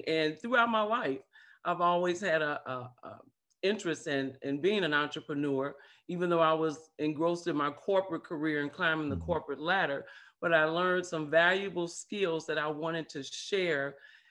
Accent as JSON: {"language": "English", "town": "St. Louis", "region": "Missouri", "country": "United States", "lives_now": "Macon, United States", "said": "But I am originally from St. Louis, Missouri, and that's the show me state."}